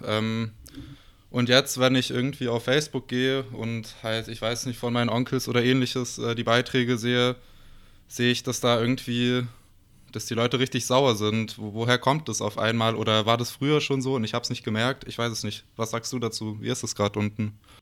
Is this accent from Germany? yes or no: no; Bosnia & Herzegovina; Also ich bin selber aus Bosnien